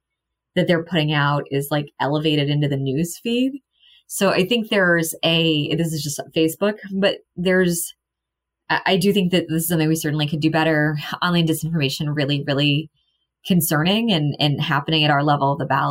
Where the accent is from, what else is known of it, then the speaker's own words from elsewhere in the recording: Missouri, United States; I grew up in Missouri